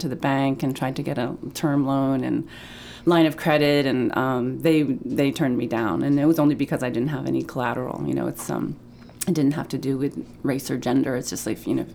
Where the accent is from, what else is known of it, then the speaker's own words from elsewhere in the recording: Pittsfield, Maine, United States; I grew up in Pittsfield, Maine, and my parents still live there.